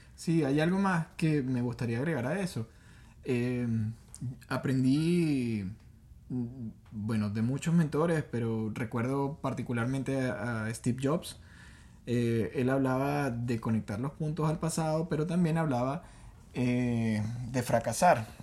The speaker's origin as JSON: {"language": "Spanish", "country": "Venezuela", "said": "nosotros los venezolanos"}